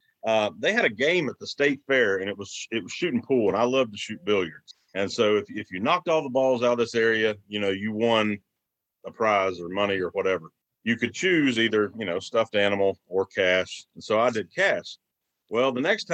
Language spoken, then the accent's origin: English; outside Beckley, Southern West Virginia, United States; I'm from West Virginia, Southern West Virginia here, a small town, small community outside of Beckley, West Virginia. I born and raised